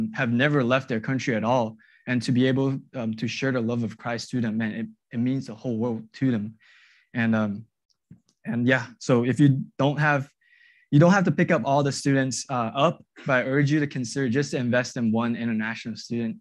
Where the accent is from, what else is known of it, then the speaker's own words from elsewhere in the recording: Malaysia; moved away as an adult; now in Kansas City, United States; I'm from Malaysia. And I'm an international student